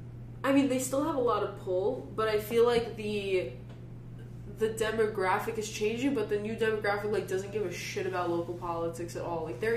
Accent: New York City, New York, United States; I was from Staten Island and Jewish

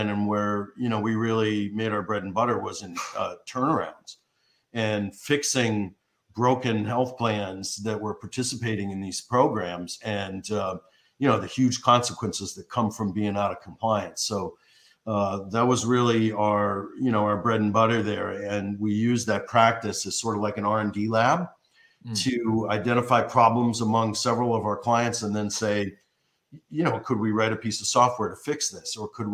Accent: Detroit, Michigan, United States; moved away as an adult; now in Washington, D.C., United States; my hometown congressman from Detroit, John Conyers

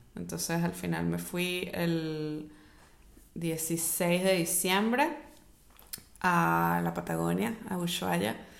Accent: Mérida, Venezuela; born or raised there; moved away

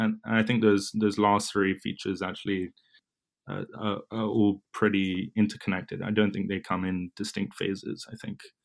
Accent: London, United Kingdom; moved away as an adult; now in New York, United States; I was born and raised in London, in England, that is

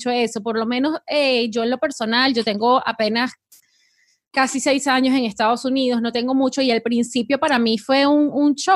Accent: Colombia; now in United States; yo soy colombiana y eh, orgullosa de ser colombiana y tienes tu identidad.

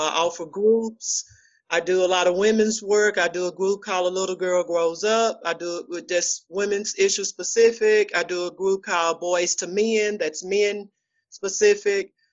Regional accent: Dallas, Texas, United States; moved away as an adult; now in Fort Worth, United States; Oak Cliff. I'm from Dallas, Texas. I live in Fort Worth now

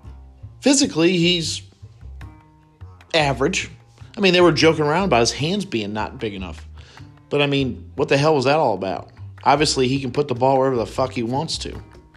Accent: Northern Ohio, United States; now in Cincinnati, United States; And I'm not even from Cincinnati. Okay, I'm from Northern Ohio.

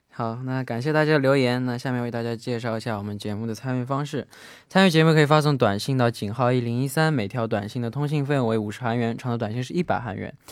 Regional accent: southern China, China; 像我这样从小在南方长大的孩子

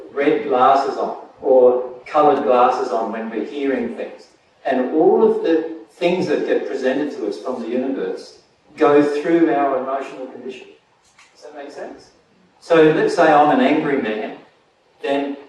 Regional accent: Australia; I'm Australian, right? So I speak Australian, not English.

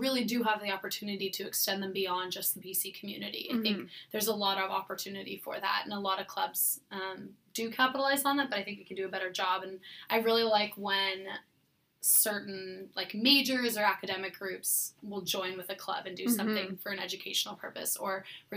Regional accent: California, United States; moved away as an adult; I grew up in California with a garden and a mini orchard

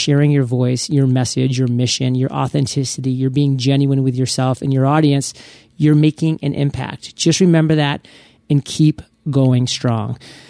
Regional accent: Maine, United States; I'm from the States. I'm from Maine. And I love the States. And I love the United States of America. And I'm proud.

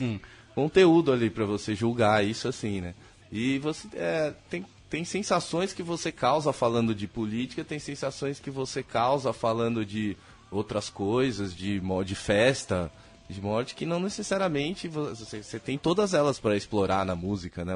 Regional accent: Brazil; a gente é brasileiro, a gente não é americano, nossa língua não é o inglês

